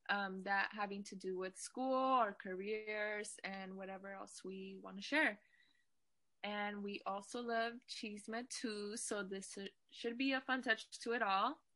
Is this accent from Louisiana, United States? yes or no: no; Fresno, California, United States; also born or lived in Bakersfield; I was born in Bakersfield, but I was raised in Fresno, California for most of my life.